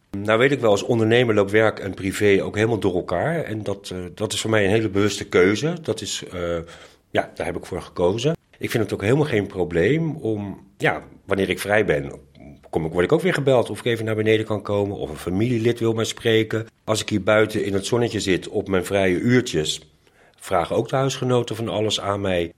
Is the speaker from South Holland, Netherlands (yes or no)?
yes; Delft, South Holland, Netherlands; ik ben een Delftenaar en mijn partner ook